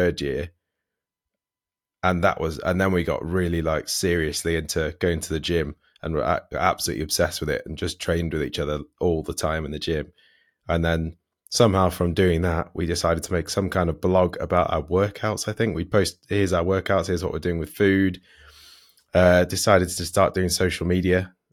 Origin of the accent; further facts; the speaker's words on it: Stafford, West Midlands, United Kingdom; I come from Stafford originally